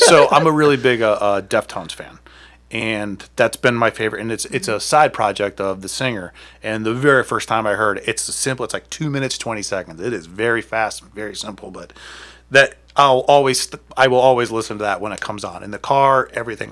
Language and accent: English; Akron, Ohio, United States; I'm from Akron